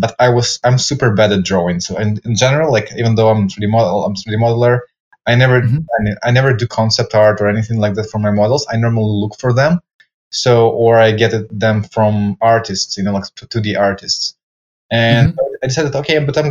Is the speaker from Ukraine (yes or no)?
yes; Ukraine; now in Spain; I'm originally from Ukraine